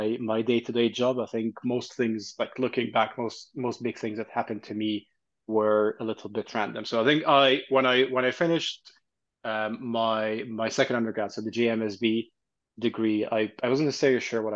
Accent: Egypt; also born or lived in Canada / Dubai; now in London, United Kingdom; I'm Egyptian, Italian. I grew up in Egypt, and then I'd moved to Canada

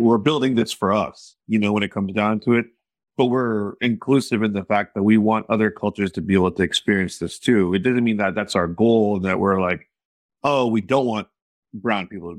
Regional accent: Texas, United States; growing up in Texas

